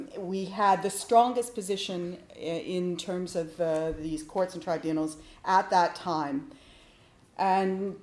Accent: Winnipeg, Manitoba, Canada; moved away; also born or lived in Ottawa; I come from Winnipeg.

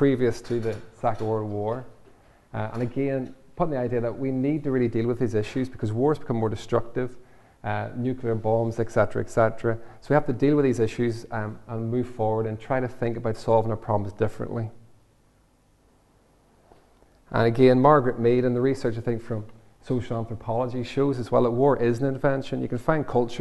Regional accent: Northern Ireland, United Kingdom; when I grew up in Northern Ireland

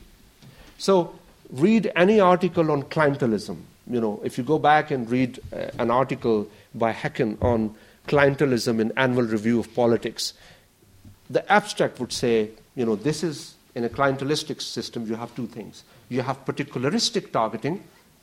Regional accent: Pakistan; I come from Pakistan

